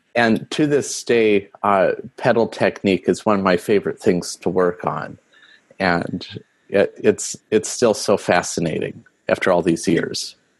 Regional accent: Rapid City, South Dakota, United States; the church I grew up at in Rapid City, South Dakota

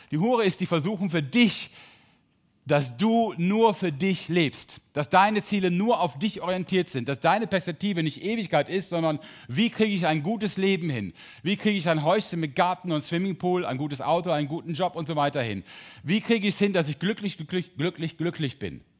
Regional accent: Drolshagen, North Rhine-Westphalia, Germany; Entschuldigung alle Sauerländer, ich bin auch Sauerländer. Drolshagen, Olperkreis.

